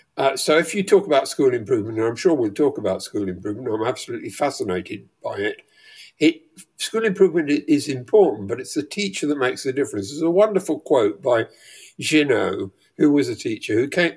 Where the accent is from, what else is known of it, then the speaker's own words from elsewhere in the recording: rural Leicestershire, East Midlands, United Kingdom; I grew up in Le- rural Leicestershire